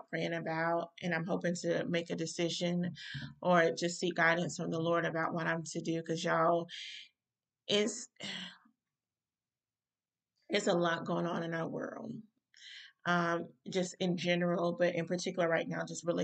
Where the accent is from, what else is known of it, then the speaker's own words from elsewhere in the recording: North Carolina, United States; here in my home state